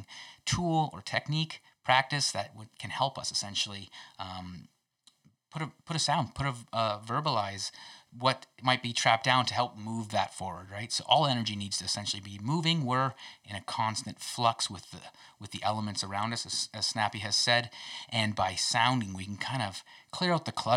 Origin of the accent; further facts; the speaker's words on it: Kingsville, Ontario, Canada; So I'm from Ontario as well. Southwestern Ontario. So right down in Kingsville, Ontario, actually.